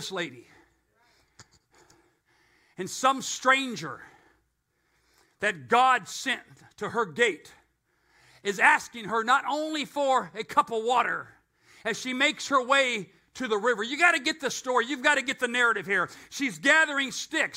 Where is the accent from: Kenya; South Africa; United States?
United States; I'm an American